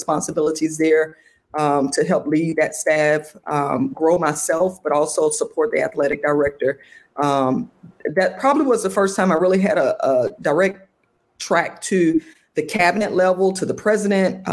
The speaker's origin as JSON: {"language": "English", "town": "Atlanta", "region": "Georgia", "country": "United States", "tie": "born or raised there", "said": "my hometown, Atlanta"}